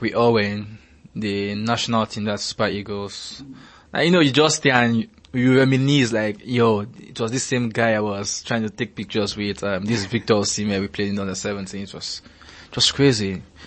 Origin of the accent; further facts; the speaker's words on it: Nigeria; As a Nigerian